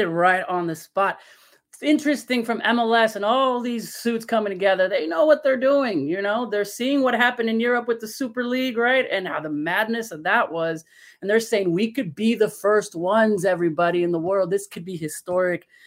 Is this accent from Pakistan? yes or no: no; León, Guanajuato, Mexico; Leon my team my hometown team